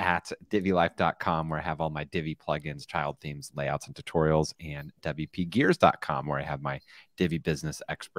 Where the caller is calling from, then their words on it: San Clemente, California, United States; I'm broadcasting from San Clemente, California, where we also had a little bit of rain last night.